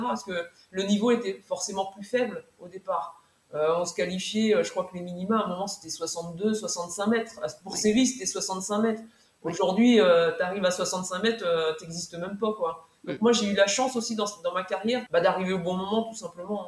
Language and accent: French; Mayenne, Pays de la Loire, France; moved away as an adult; also born or lived in Orne; j'ai demandé une mutation en septembre 2018 pour la Mayenne donc je suis revenue dans ma terre euh, dans ma terre natale